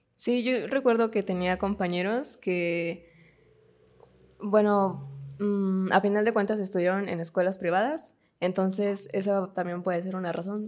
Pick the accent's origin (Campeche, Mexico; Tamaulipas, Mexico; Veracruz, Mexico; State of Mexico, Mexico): State of Mexico, Mexico; Tecámac; tu natal Tecámac